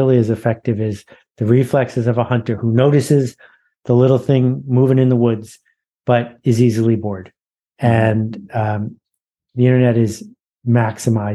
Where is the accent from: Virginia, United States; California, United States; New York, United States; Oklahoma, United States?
New York, United States; Mount Vernon; I was born in New York, but I grew up in Mount Vernon, which is about 11 miles from New York City